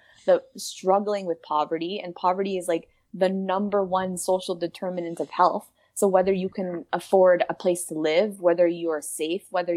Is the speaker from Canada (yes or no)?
yes; Winnipeg, Manitoba, Canada; I was born and raised in the North End of Winnipeg